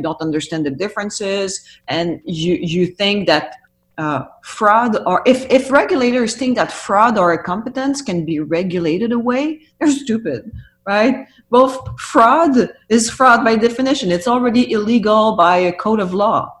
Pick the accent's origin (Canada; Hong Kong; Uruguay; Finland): Canada; we as Canadian